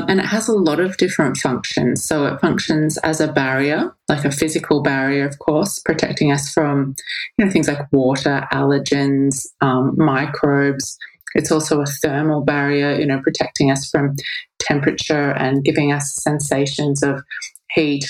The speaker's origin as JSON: {"language": "English", "country": "Australia", "tie": "born or raised there", "said": "I grew up in Australia"}